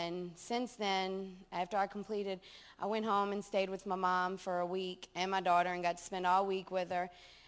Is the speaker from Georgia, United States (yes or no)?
no; Chalmette, Louisiana, United States; I'm 28, and I'm from Chalmette, Louisiana.